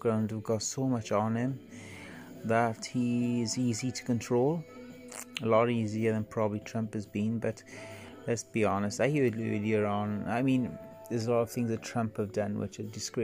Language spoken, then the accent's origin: English; Wales, United Kingdom; I'm the Welshman